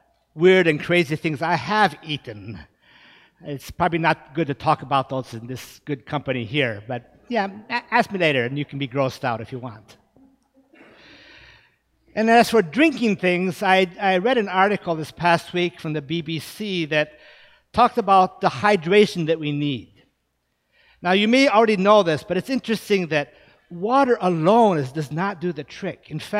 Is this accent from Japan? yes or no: yes; Japan; Now, growing up in Japan, we always ate rice. That's part of the staple of the Japanese diet. Now, of course, having an American mother, we knew that that staple was not always for us.